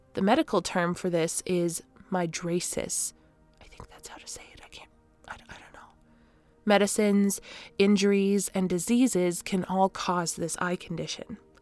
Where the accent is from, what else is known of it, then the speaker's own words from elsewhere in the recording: Canada; I am that Canadian.